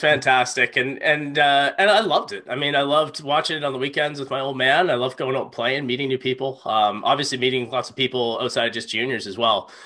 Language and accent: English; Halifax, Nova Scotia, Canada; I grew up right in Halifax, um, in Clayton Park